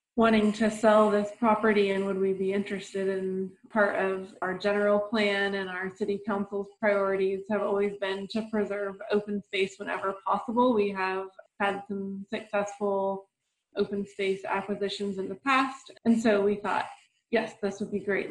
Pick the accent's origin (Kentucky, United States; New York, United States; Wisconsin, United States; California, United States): California, United States; Ukiah; When I was a kid growing up in Ukiah